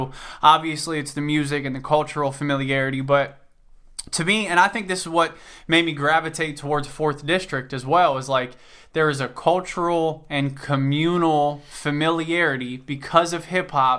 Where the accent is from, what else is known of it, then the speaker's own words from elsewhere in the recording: Cincinnati, Ohio, United States; I'm from Cincinnati, Ohio